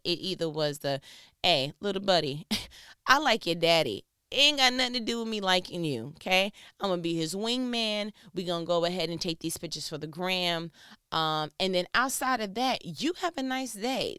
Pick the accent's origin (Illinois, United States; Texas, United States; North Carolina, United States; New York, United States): New York, United States; I'm from New York